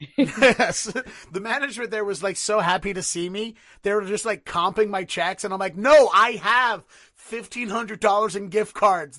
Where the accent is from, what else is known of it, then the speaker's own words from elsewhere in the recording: Baltimore, Maryland, United States; moved away as an adult; now in Boston, United States; I originally, originally born and raised in Baltimore, lived there thirty-one years, and then I moved here to Boston ten years ago